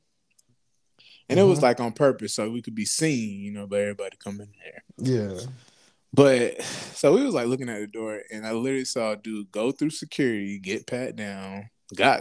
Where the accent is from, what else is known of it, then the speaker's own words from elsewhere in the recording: Orlando, Florida, United States; growing up in Orlando